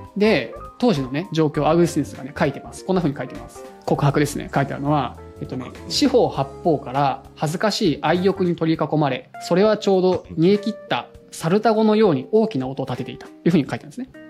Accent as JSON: {"language": "Japanese", "town": "Akishima", "region": "Tokyo", "country": "Japan", "tie": "born or raised there", "said": "僕、西東京なんですよね、生まれたのが"}